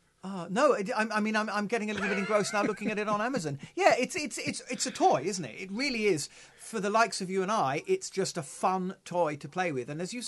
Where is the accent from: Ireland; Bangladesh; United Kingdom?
United Kingdom; We're British.